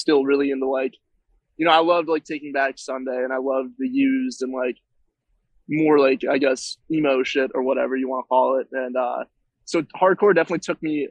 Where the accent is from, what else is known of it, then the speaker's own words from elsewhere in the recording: Hingham, Massachusetts, United States; So I'm from the South Shore, Massachusetts. I'm from a little small town called Hingham, Massachusetts